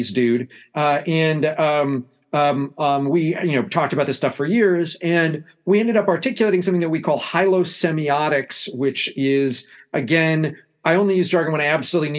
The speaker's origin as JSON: {"language": "English", "country": "United States", "accent": "American", "said": "you can tell from my accent that I come from the United States."}